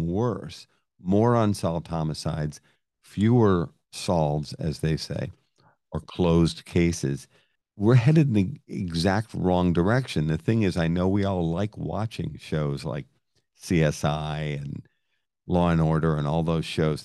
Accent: Lowell, Massachusetts, United States; now in Connecticut, United States; I'm from Lowell, Massachusetts, and the Merrimack runs right through the center

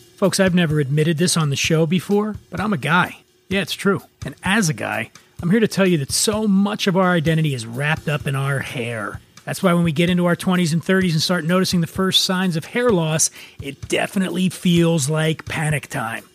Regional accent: Philadelphia, Pennsylvania, United States; now in Los Angeles, United States; I'm from Philadelphia

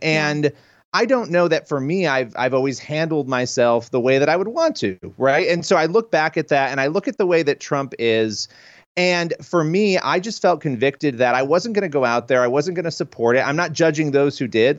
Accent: New York, United States; I'm a New Yorker.

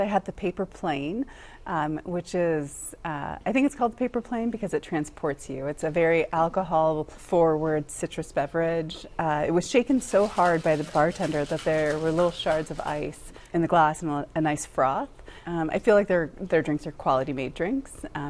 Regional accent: India; But being Indian, I like it spicy

